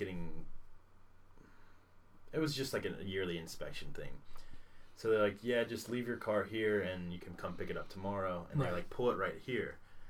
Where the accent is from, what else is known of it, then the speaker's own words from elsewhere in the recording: Atlanta, Georgia, United States; The Donald Glover, my hometown Atlanta, baba.